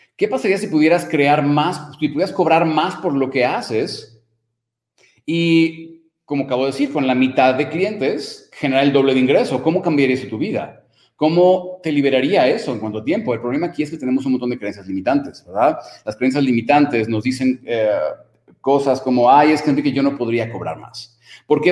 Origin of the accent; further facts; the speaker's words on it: Mexico; como decimos en México